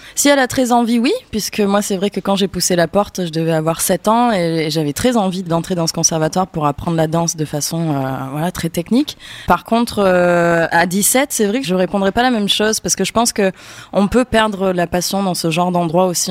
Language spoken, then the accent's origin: French; Avignon, Provence-Alpes-Côte d'Azur, France; je viens d'Avignon